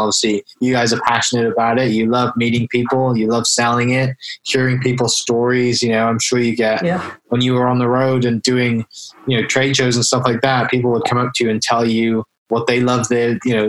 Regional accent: United Kingdom; also born or lived in Oklahoma; now in United States; as you can tell from my accent, I'm from the UK originally

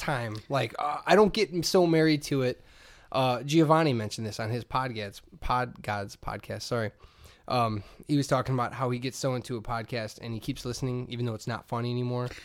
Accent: Hammond, Indiana, United States; I grew up in Hessville

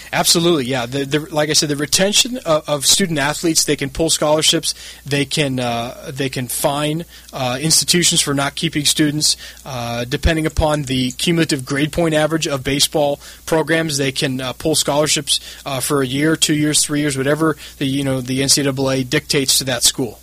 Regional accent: San Diego, California, United States; also born or lived in Santa Barbara; I grew up in San Diego

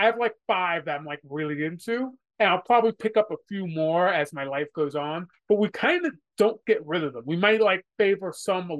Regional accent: New York, United States; I'm from New York, so the Yankees are sort of like the big team.

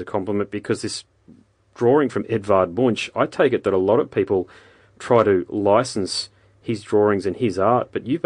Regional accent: Queensland, Australia; I'm from Queensland, which is in the northeastern corner.

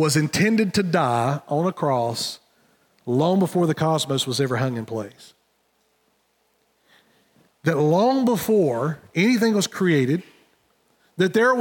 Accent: Wilkesboro, North Carolina, United States; in my hometown, we have Tyson Foods, which is right downtown. So if you're driving through Wilkesboro

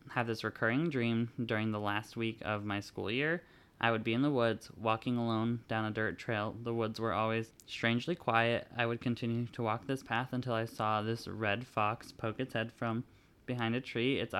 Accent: California, United States; Now, I grew up in California, mostly near cities, so the forest was like my true home to me.

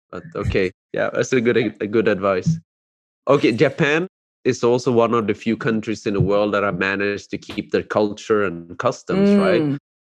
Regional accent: Sweden; growing up in Sweden, I mean, I think in our school, we're like three Asians. There was one kid from China and the third one was adopted. And that was me.

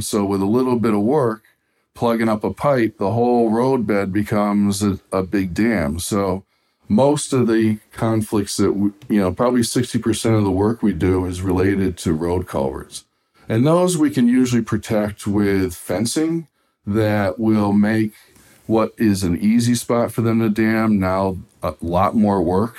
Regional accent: Massachusetts, United States; here in my home state of Massachusetts in New England

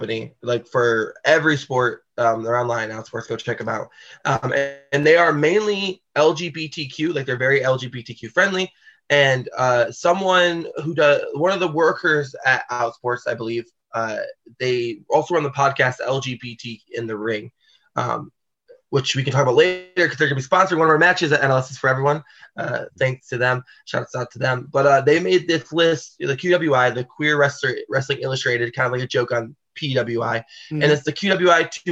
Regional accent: Flint, Michigan, United States; now in Chicago, United States; I grew born and raised in Flint, Michigan

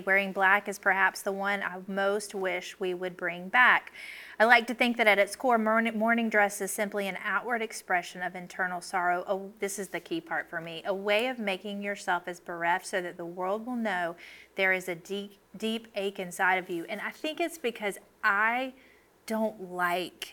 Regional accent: the South, United States; I grew up in the South

